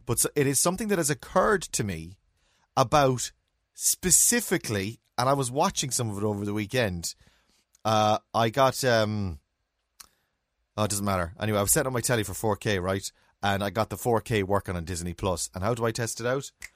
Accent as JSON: {"language": "English", "country": "Ireland", "tie": "born or raised there", "said": "we're Irish and we're raised in Ireland"}